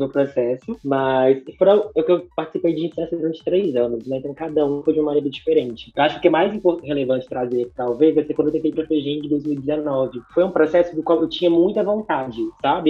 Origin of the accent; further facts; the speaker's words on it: Minas Gerais, Brazil; eu vim, sou de Minas Gerais